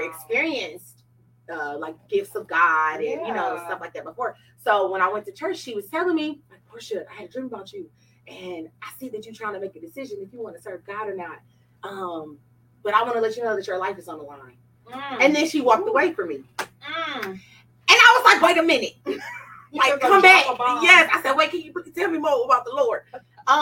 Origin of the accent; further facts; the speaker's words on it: Detroit, Michigan, United States; I grew up in Detroit. So Eastside, you got to say Eastside.